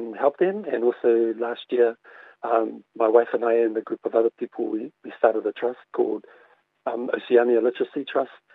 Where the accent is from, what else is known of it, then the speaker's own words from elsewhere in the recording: Auckland, New Zealand; I grew up in Mangere in South Auckland